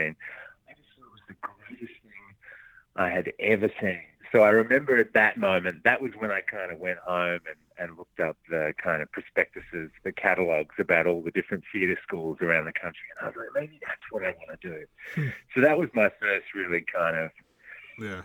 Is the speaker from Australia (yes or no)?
yes; Melbourne, Victoria, Australia; moved away as an adult; also born or lived in Launceston, Tasmania / Sydney; now in Los Angeles, United States; I was born down there and then uh, had my sort of formative years in Melbourne